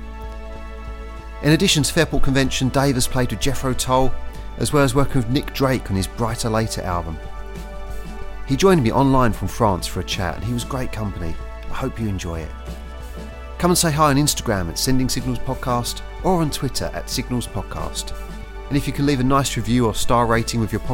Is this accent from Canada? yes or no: no; Southend-on-Sea, East of England, United Kingdom; my hometown of Southend